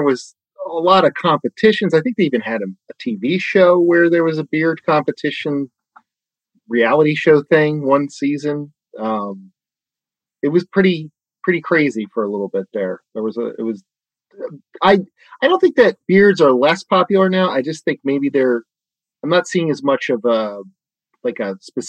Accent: Bucks County, outside Philadelphia, Pennsylvania, United States; moved away as an adult; also born or lived in Pittsburgh / New York; I'm from Bucks County, right outside of Philly

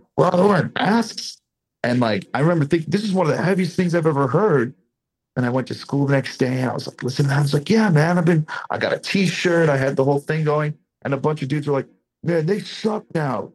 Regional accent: Boston, Massachusetts, United States; now in Las Vegas, United States; I'm from the East Coast. I'm from Boston

